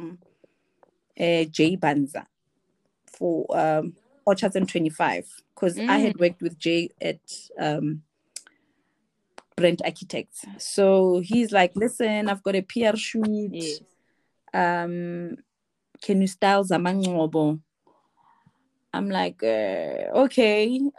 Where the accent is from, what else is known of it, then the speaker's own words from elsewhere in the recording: Free State, South Africa; moved away; I'm from Free State